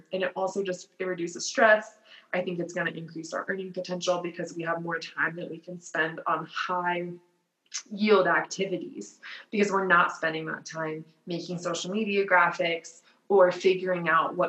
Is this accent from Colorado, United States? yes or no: yes; Littleton, Colorado, United States; I grew up in Littleton. I went to law school and grad school and undergrad at DU. Like, I've never moved